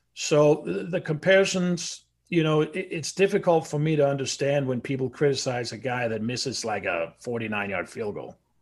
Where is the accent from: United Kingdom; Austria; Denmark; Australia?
Denmark; now in United States